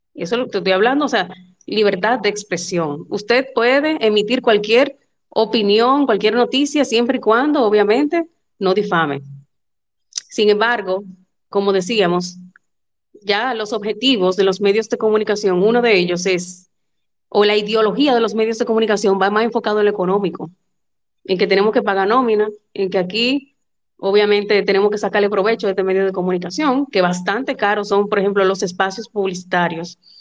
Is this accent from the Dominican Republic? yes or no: yes; Dominican Republic; como yo, que somos dominicanos.